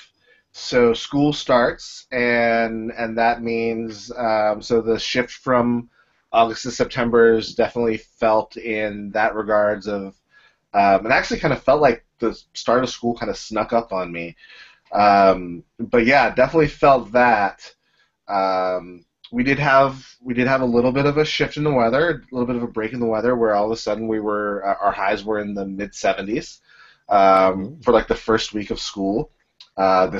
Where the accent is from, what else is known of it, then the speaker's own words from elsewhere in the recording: Pittsburgh, Pennsylvania, United States; now in Baltimore, United States; I'm from Pittsburgh